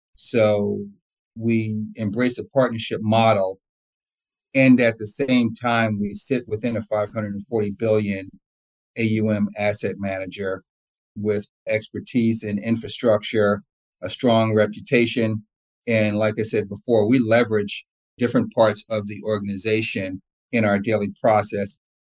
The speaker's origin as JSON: {"language": "English", "region": "New Jersey", "country": "United States", "tie": "born or raised there", "also_born_or_lived": "East Orange, New Jersey / Old Bridge, New Jersey / Columbia, Maryland", "said": "So I grew up in East Orange, New Jersey, up until about sixth grade, and then we moved to uh, Old Bridge, New Jersey, with a, a brief stint in Columbia, Maryland, in between, but mainly in New Jersey."}